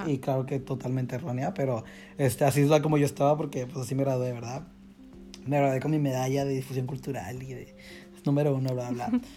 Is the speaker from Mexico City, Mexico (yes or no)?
no; Monterrey, Nuevo León, Mexico; moved away as an adult; soy mexicano